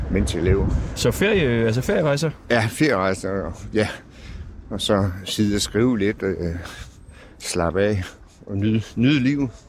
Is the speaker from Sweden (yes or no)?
yes; Stockholm, Stockholm County, Sweden; er fra Stockholm. Der gør vi det.